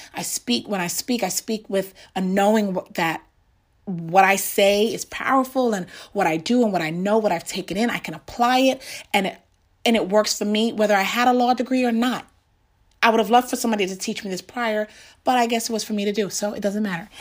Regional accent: New York, United States; growing up in New York

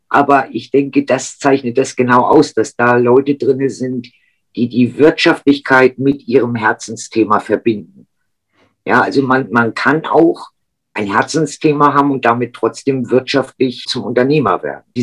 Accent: Lübeck, Schleswig-Holstein, Germany; Und ich komme aus Lübeck, sorry.

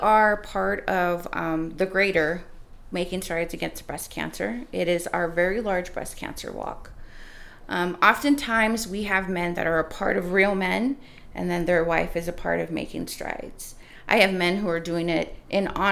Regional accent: Fresno County, California, United States; moved away as an adult; now in San Diego, United States; I'm from a very small farming community in the county of Fresno called Fireball. And growing up there, I had a lot of close friends

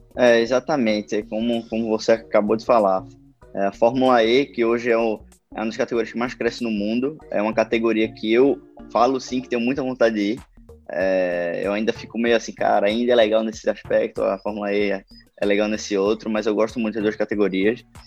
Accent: Recife, Pernambuco, Brazil; sou pernambucano

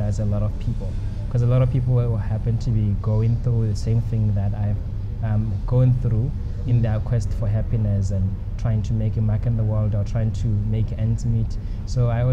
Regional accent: Mahalapye, Central District, Botswana; I'm from Mahalape

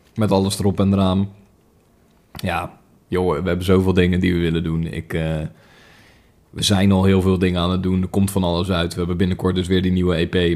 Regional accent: Netherlands; wij Nederlanders

